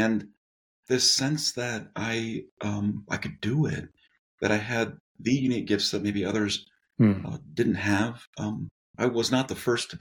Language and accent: English; Southern California, United States; moved away as an adult; also born or lived in San Diego; now in Denver, United States; was born and raised in Southern California